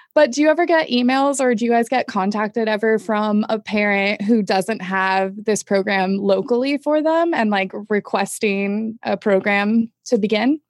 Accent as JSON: {"language": "English", "town": "Manhattan Beach", "region": "California", "country": "United States", "said": "I'm actually from Manhattan Beach, so I got I've got some LA connections as well"}